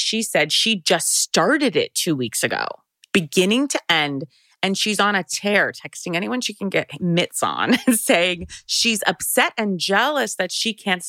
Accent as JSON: {"language": "English", "country": "United States", "tie": "born or raised there", "said": "close to my hometown, just a skip and a jump over for Potomac."}